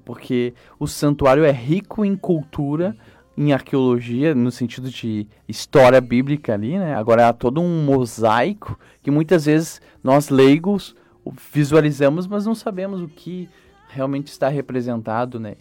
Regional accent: Canoas, Rio Grande do Sul, Brazil; eu sou de Canoas

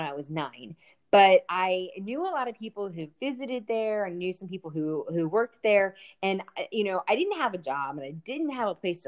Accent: Sykesville, Maryland, United States; It was called Sykesville

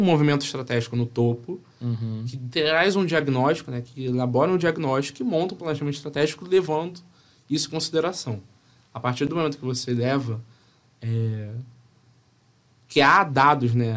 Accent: Rio de Janeiro, Brazil; eu vim do subúrbio do Rio de Janeiro

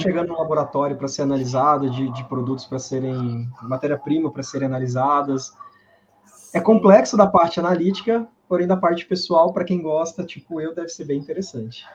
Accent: Minas Gerais, Brazil; also born or lived in Viçosa; Eu sou de Minas também, estudei em Viçosa

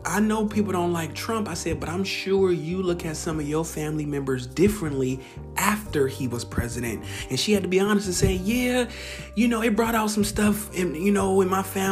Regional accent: Bay Area, California, United States; moved away; also born or lived in the South, United States / Portland, Oregon; I'm from the Bay Area, but I actually, Bay Area, California, but I've lived down south.

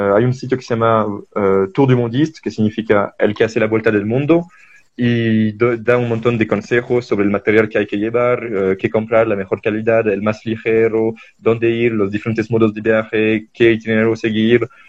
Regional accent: France; Spanish is a second language; moved away as an adult; also born or lived in Belgium / Ciudad Colón, Costa Rica; now in Bolivia; de 7 a 24 en Francia

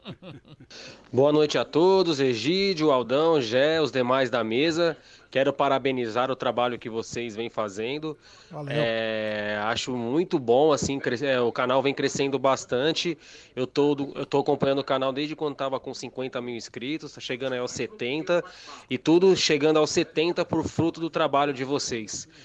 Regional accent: São Paulo, Brazil; moved away as an adult; now in Santa Catarina, Brazil; Eu que sou paulista

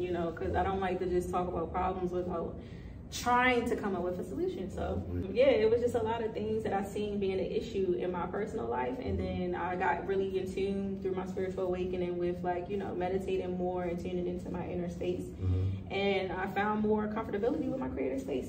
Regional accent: Baltimore, Maryland, United States; also born or lived in Atlanta / Washington, District of Columbia, United States; I've been in DC for about, since about September, but I'm from Baltimore

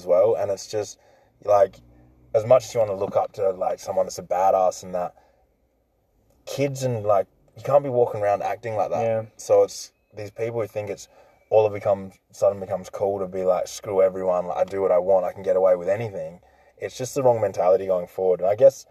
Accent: Stirling, South Australia, Australia; I grew up in Sterling, man, in the hills. Posh in Sterling.

